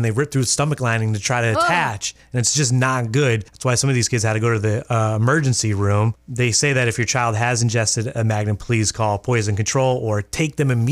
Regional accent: Massachusetts, United States; now in Maine, United States; I'm from Massachusetts

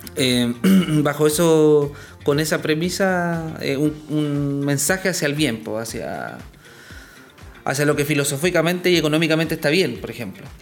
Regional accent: Coyhaique, Aysén, Chile; en el sur, yo soy patagón, yo soy de Coyhaique

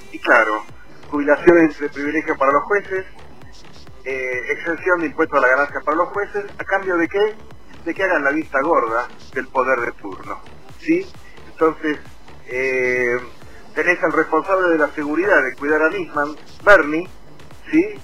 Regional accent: Buenos Aires, Argentina; Hola Josi, ¿cómo estás? Soy … de Puerto Madero.

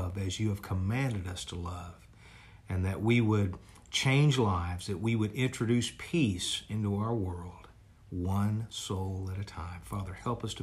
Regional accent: Dallas, Texas, United States; I grew up here in John Wiley Price in Dallas, Texas

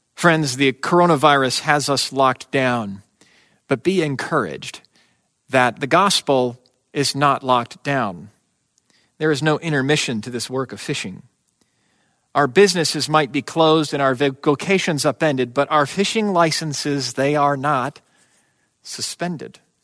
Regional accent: United States

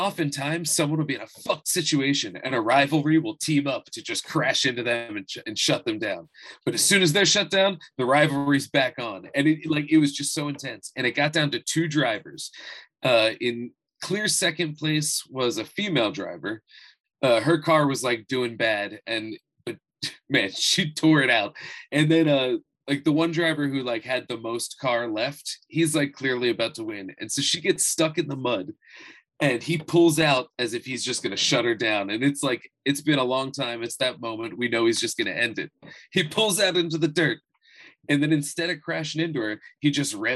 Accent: New Jersey, United States; I grew up in South Jersey

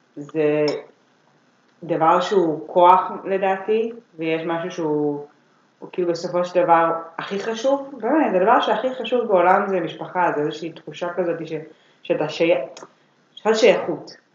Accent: Herzliya, Tel Aviv District, Israel; moved away as an adult; now in Tel Aviv, Israel; אני במקור מהרצליה

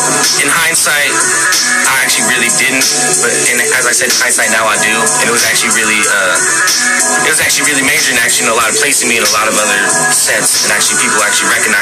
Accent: United States; I'm from the Navajo Reservation

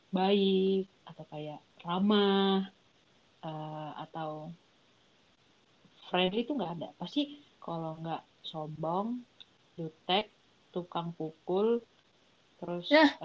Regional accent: Makassar, South Sulawesi, Indonesia; Bro, malu nggak gue orang Makassar jadi makanya suara kayak gini

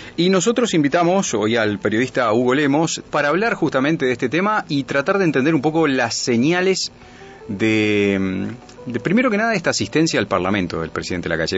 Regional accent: Uruguay; todos somos uruguayos

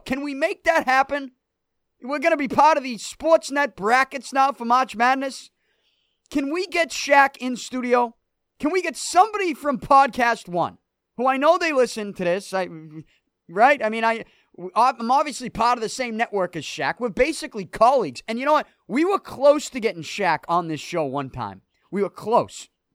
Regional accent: Boston, Massachusetts, United States; I am from Selthy. I've been living there my whole life, born and raised there, still there.

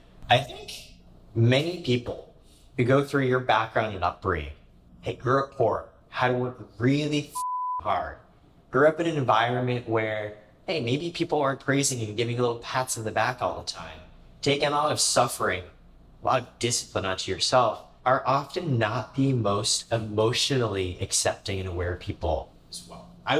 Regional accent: Indiana, United States; also born or lived in Canada; We moved around a lot. Like I said, I grew up in Canada, in Indiana. I think kindergarten, fourth grade, we moved around every single year.

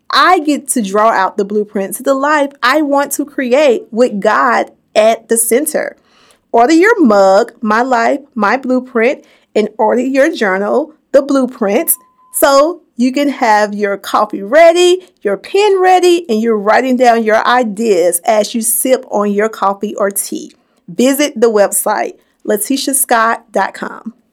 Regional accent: Bessemer, Alabama, United States; I'm from Bessemer. Bessemer's my hometown.

